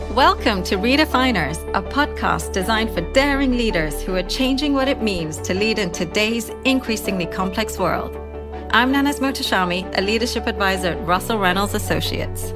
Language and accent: English; London, United Kingdom; I am from London